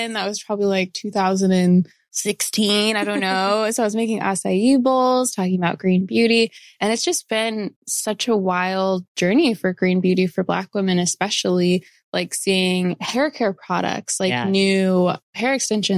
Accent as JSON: {"language": "English", "town": "Florissant", "region": "Missouri", "country": "United States", "tie": "born or raised there", "said": "I grew up in Florissant, which is right by Hazelwood"}